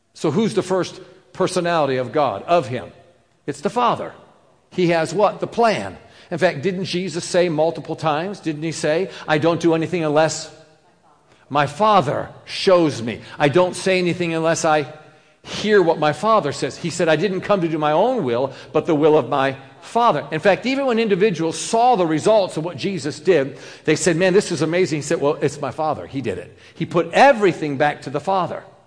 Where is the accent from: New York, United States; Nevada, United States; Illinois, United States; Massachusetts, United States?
New York, United States; I'm, I'm New Yorker